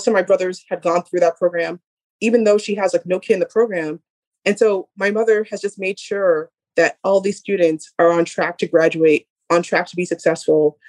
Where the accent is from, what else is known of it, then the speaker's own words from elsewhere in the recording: Boston, Massachusetts, United States; we're all from Boston